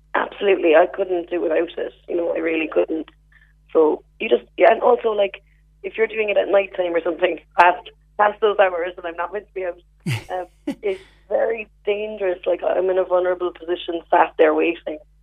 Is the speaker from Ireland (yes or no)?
yes; West Cork, Munster, Ireland; I'm from West Cork